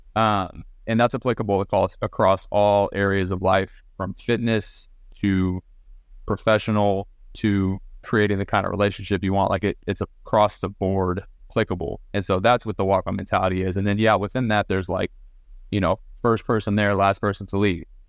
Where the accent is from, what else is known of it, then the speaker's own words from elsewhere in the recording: Southlake, Texas, United States; I grew up in South Lake, Texas, which is kind of a powerhouse Texas high school football city. Um, moved there when I was ten